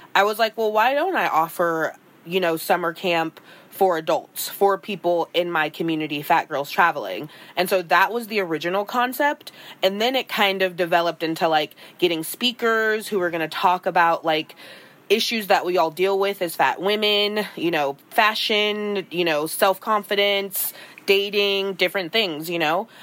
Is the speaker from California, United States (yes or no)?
yes; California, United States; I'm from California